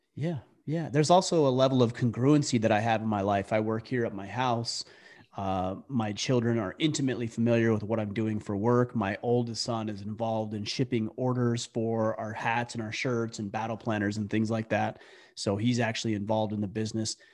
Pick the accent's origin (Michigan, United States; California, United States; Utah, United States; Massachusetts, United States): Utah, United States; moved away as an adult; now in Maine, United States; I grew up primarily in Utah.